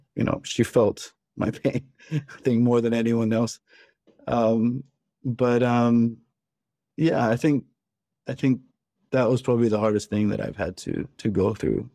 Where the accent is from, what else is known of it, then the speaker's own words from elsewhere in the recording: Pakistan; one of my best friends who I grew up with in Pakistan